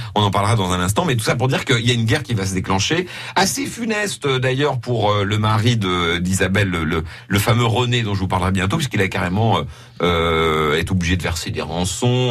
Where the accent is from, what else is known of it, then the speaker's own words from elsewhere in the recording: Lorraine, Grand Est, France; chez nous en Lorraine